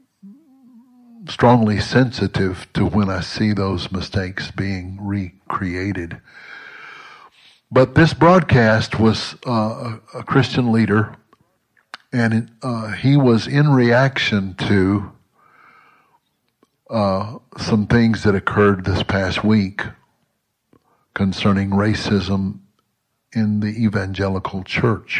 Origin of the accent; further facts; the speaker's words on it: Southwest Mississippi, United States; as a boy growing up in Southwest Mississippi in the 50s and 60s